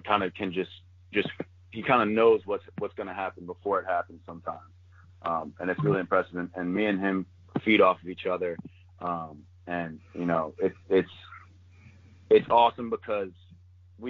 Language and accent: English; Maryland, United States; moved away as an adult; Maryland's my dream school growing up in Maryland